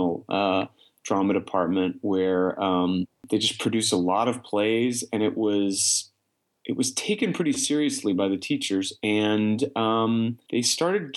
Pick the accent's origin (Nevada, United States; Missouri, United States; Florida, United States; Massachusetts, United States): Missouri, United States; Kansas City; moved away as an adult; now in New York, United States; I was in my hometown of Kansas City